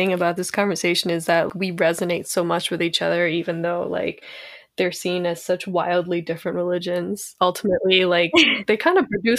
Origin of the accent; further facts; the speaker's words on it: Kolkata, West Bengal, India; now in New York City, United States; my experience here in New York City. I'm Bengali, I'm from Kolkata